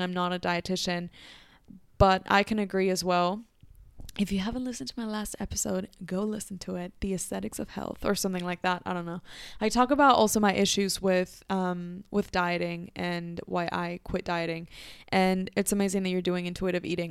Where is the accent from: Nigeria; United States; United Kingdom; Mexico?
Mexico; Growing up in Mexico